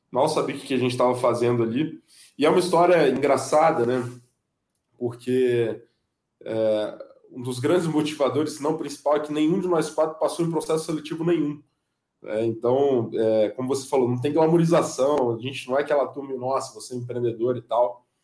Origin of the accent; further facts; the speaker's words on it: Guarapari, Espírito Santo, Brazil; also born or lived in Vitória; sou nascido, fui criado no Espírito Santo, né, sou natural de Guarapari, morei em Vitória